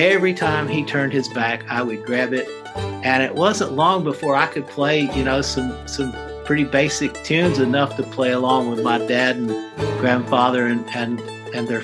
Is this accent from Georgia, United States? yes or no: no; Randolph County, North Carolina, United States; I was born in Randolph County, North Carolina